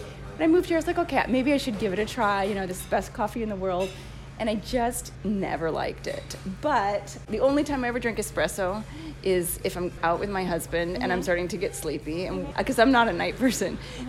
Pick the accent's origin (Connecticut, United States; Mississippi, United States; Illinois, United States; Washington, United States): Washington, United States; Seattle; moved away as an adult; now in Rome, Italy; I'm from Seattle